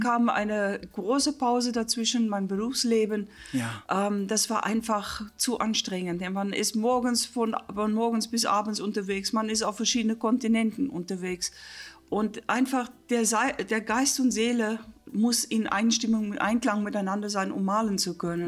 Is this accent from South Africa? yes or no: yes; South Africa; German is a second language; moved away as an adult; also born or lived in Stellenbosch / England / Wolfsburg; now in Königslutter, Germany; wo ich gebür, gebürtig äh, geboren, geboren wurde in Südafrika